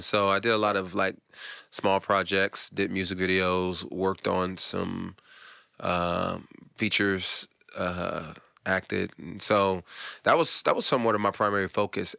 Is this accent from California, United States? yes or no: yes; California, United States; moved away as an adult; now in Atlanta, United States; I grew up in California